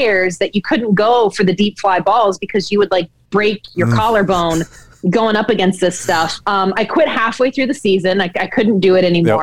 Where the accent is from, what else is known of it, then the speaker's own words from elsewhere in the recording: Atlanta, Georgia, United States; I grew up in Atlanta